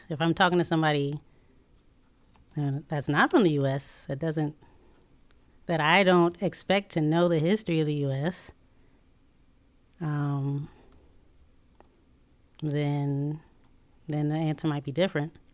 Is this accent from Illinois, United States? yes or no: yes; Chicago, Illinois, United States; born there; I, w- I was born in Chicago.